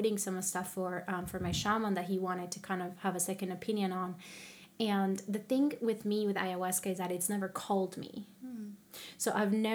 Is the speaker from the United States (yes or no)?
no; Colombia; moved away; I'm from Colombia